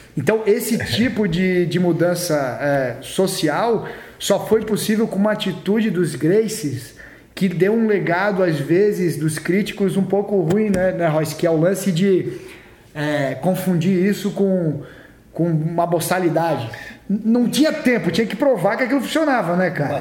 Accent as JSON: {"language": "Portuguese", "town": "Florianópolis", "region": "Santa Catarina", "country": "Brazil", "tie": "born or raised there", "moved": "yes", "said": "eu cresci em Floripa lá"}